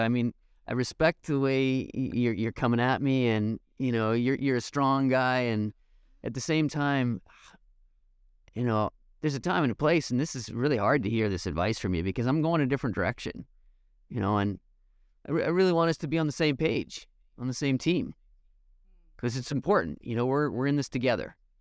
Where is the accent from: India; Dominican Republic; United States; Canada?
Canada; I'm Canadian